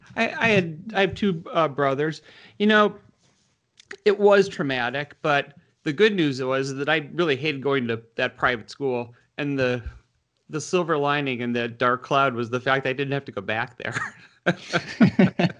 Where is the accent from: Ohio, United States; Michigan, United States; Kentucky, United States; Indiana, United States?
Michigan, United States; Detroit; now in Washington, D.C., United States; I grew up in Michigan. Um, in the northwest suburbs of Detroit